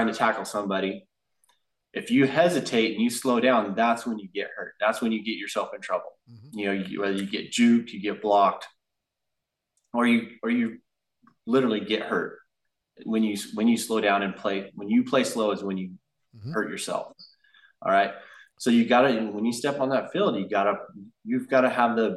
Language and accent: English; Porterville, California, United States; now in Central Coast, United States; over in Porterville, over my hometown